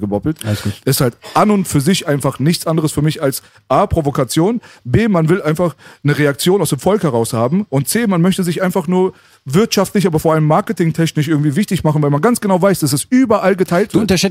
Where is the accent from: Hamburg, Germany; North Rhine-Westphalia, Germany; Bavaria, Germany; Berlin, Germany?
Berlin, Germany; moved away; also born or lived in Tehran / Metzingen; Ich bin hier in Kreuzberg aufgewachsen